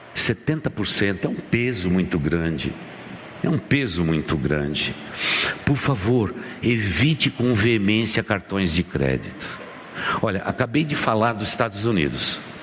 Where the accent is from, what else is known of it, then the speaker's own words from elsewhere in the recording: São Caetano do Sul, São Paulo, Brazil; Eu sou aqui de São Caetano do Sul